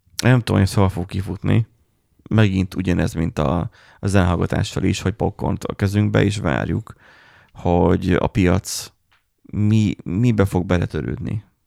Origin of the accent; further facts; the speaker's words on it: Miskolc, Borsod-Abaúj-Zemplén, Hungary; mi meg Miskolciak vagyunk.